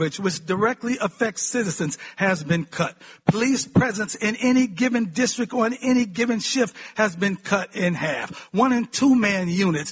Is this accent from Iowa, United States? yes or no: no; Cleveland, Ohio, United States; The city of Cleveland, my hometown